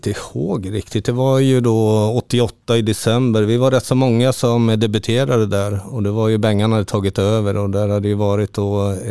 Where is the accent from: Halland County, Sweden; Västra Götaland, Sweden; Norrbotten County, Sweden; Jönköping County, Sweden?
Halland County, Sweden; Halmstad; för emellan jul och nyår när jag var hemma i Halmstad.